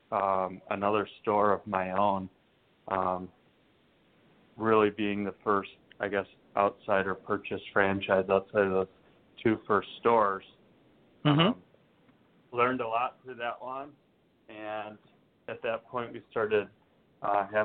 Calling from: Austin, Texas, United States; I'm, I'm down in Austin, Texas.

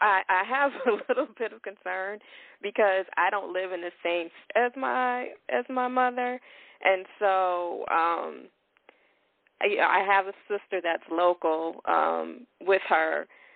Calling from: Chicago, Illinois, United States; I'm calling from Chicago.

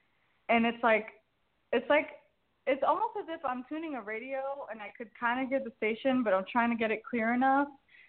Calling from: Jacksonville, Florida, United States; I'm calling from Jacksonville, Florida.

